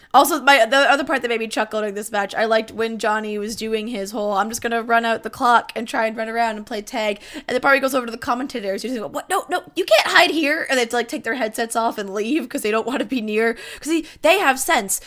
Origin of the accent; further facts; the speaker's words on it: Canada; as a Canadian, I'm far less litigious than most of my, like, American family